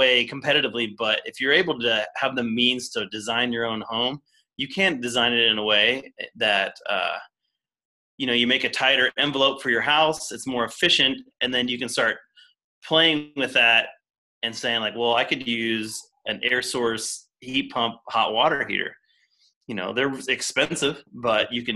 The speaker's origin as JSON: {"language": "English", "region": "Tennessee", "country": "United States", "tie": "born or raised there", "moved": "yes", "said": "I grew up in Tennessee, Tennessee Valley, TVA"}